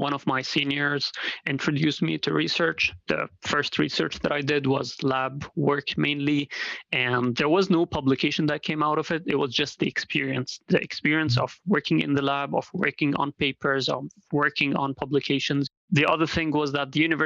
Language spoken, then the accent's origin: English; Dubai, United Arab Emirates; moved away as an adult; also born or lived in Syria; now in Rochester, United States; I'm originally from Syria, actually, but I lived most of my life in Dubai, in the UAE.